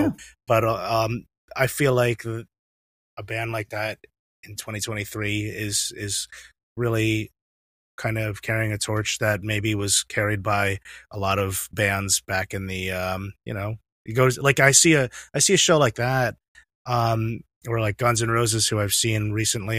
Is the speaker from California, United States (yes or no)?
no; New York, United States; also born or lived in Brooklyn; I live in, I live in Brooklyn, I'm from New York